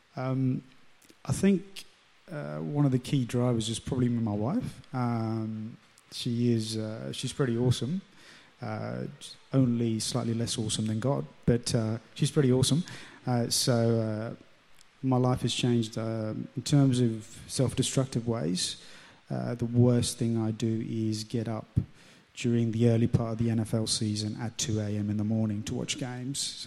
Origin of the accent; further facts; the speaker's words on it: London, United Kingdom; accent: English; moved away as an adult; now in Central Coast, Australia; the area where I grew up in London. So um, it was sort of inner city